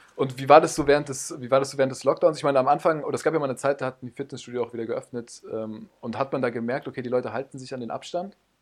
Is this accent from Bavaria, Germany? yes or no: yes; Munich, Bavaria, Germany; now in Mainz, Germany; aber in München aufgewachsen